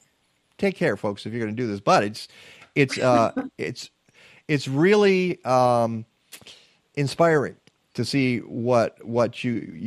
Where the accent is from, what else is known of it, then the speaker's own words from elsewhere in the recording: Detroit, Michigan, United States; now in Chicago, United States; Detroit, my hometown